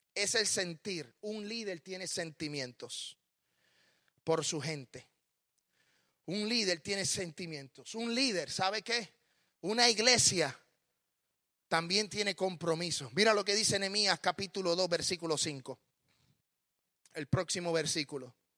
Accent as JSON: {"language": "Spanish", "country": "Puerto Rico", "tie": "born or raised there", "also_born_or_lived": "Smyrna, Tennessee / San Juan, Puerto Rico", "moved": "as an adult", "lives_now": "United States", "said": "Yo nací en Puerto Rico"}